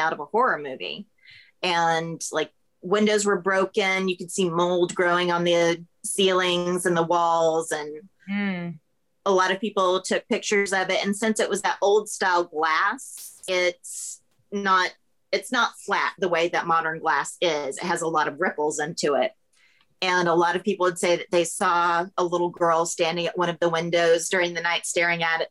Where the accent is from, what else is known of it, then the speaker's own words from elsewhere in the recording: Florida, United States; now in Savannah, United States; I grew up in Florida